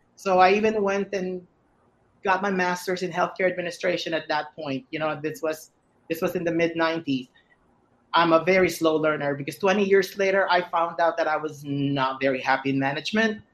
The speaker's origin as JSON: {"language": "English", "country": "Philippines", "said": "I'm Filipino"}